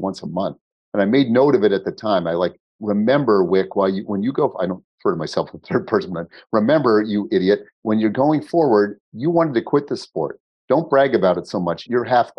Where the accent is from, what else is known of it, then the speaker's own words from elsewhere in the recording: Boston, Massachusetts, United States; I've got to buy a Boston sports team. It's my hometown